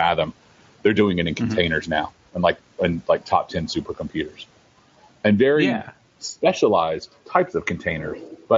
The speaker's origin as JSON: {"language": "English", "region": "the South", "country": "United States", "said": "I'm from the South"}